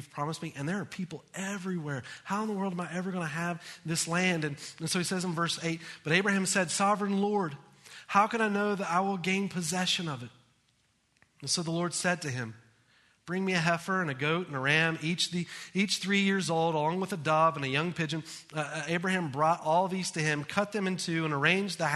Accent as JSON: {"language": "English", "country": "United States", "said": "As Americans"}